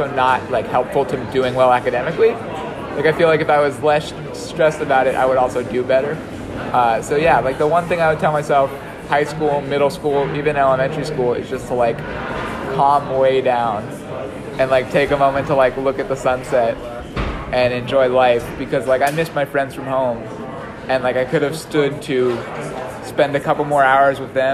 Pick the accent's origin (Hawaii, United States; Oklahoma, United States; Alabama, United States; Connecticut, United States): Hawaii, United States; moved away as an adult; I'm from Hawaii.